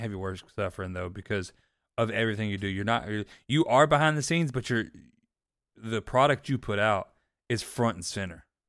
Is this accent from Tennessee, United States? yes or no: no; Panama City, Florida, United States; moved away as an adult; also born or lived in Northern Alabama; I grew up in Panama City, Florida, so not far away